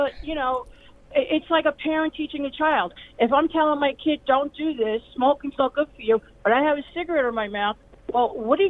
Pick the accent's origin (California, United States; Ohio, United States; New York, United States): New York, United States; now in Delaware, United States; you could tell I'm a New Yorker.